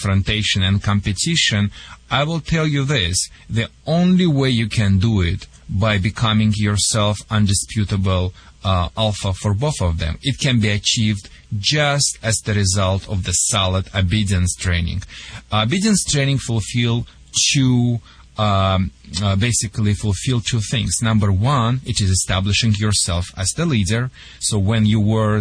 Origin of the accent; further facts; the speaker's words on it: Russia; English is a second language; moved away as an adult; now in Michigan, United States; I came from the Soviet Union